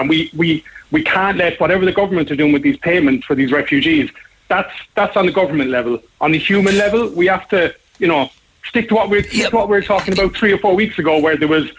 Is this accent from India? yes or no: no; Ireland; us as Irish people